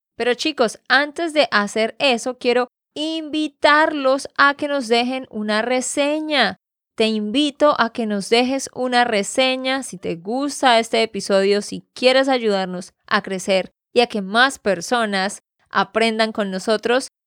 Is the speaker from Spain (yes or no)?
no; Santander, Colombia; de Santander, Colombia